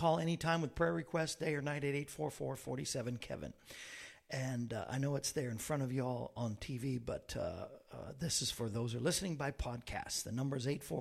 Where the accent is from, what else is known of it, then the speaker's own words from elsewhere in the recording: Central Florida, United States; I was raised in Central Florida